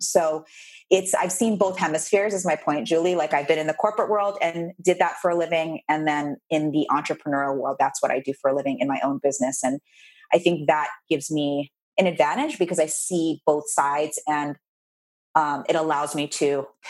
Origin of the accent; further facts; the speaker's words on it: Philippines; I did the good Asian girl thing, I say, because I'm Asian, I'm Filipino.